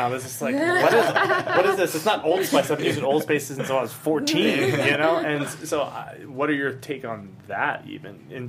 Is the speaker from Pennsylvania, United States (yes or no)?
yes; Pennsylvania, United States; moved away; I'm from Pennsylvania, and so I go and visit my family